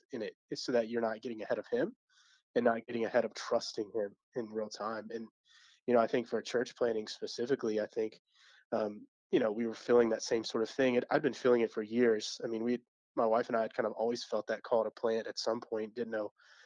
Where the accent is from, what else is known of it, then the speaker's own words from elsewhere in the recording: Georgia, United States; moved away as an adult; now in Pennsylvania, United States; I'm from Georgia